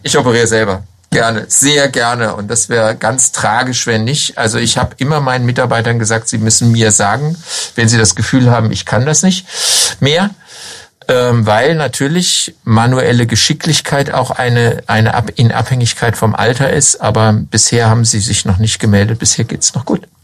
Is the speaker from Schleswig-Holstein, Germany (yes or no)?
no; Hanover, Lower Saxony, Germany; moved away as an adult; also born or lived in Southern Germany / Lower Franconia; now in Schweinfurt, Germany; wie man an meiner Stimme hört, ähm, bin ich nicht in Unterfranken geboren, sondern in Norddeutschland, in Hannover.